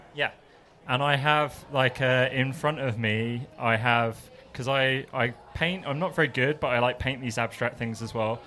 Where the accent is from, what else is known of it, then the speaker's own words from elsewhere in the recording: England, United Kingdom; now in Melbourne, Australia; I'm English